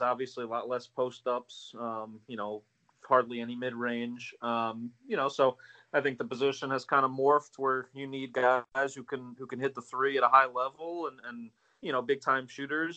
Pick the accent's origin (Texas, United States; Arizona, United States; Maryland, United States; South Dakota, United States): Maryland, United States; near the DC area; I grew up in the uh, in Maryland near the in DC area